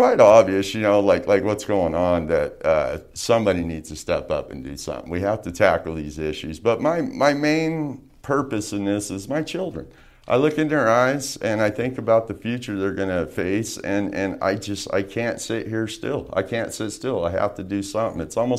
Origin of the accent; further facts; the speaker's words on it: Las Vegas, Nevada, United States; I was born and raised here in Las Vegas.